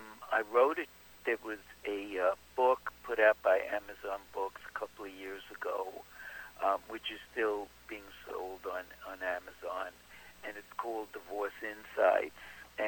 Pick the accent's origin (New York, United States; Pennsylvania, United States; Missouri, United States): New York, United States; Brooklyn; Brooklyn, the Flapper section. I went to the same high school as … Erasmus Hall High School on the corner of Church and Flatbush.